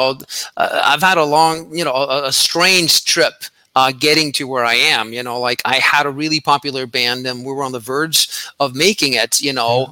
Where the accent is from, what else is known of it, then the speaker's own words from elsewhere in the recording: Norway; I grew up in Norway